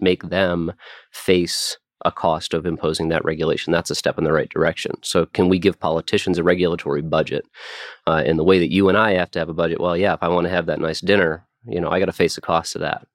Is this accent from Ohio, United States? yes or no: no; Nebraska, United States; my home state of Nebraska